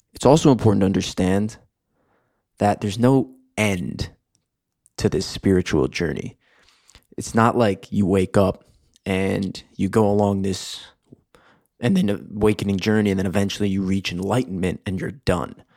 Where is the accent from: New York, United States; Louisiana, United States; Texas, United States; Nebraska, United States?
New York, United States; moved away as an adult; also born or lived in Michigan; now in Los Angeles, United States; I grew up in New York on the East Coast.